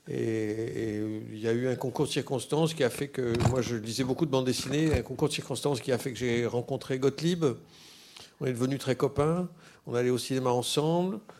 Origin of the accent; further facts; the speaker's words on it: Tours, Centre-Val de Loire, France; born there; je suis né à Tours